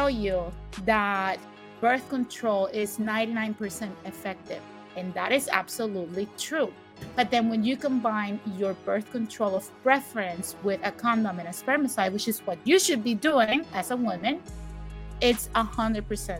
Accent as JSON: {"language": "English", "country": "Puerto Rico", "said": "I'm from Puerto Rico"}